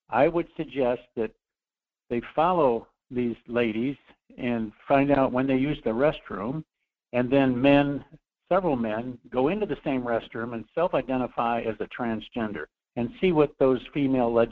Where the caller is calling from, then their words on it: Anchorage, Alaska, United States; Uh, hi, Michael. … from Anchorage.